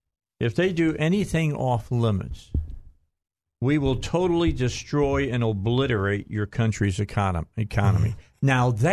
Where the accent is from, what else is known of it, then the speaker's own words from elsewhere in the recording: New York, United States; Well, I'm from New York, right?